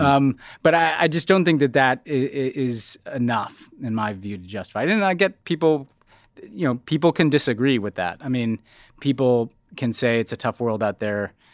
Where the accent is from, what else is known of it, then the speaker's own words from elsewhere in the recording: New York, United States; as a New Yorker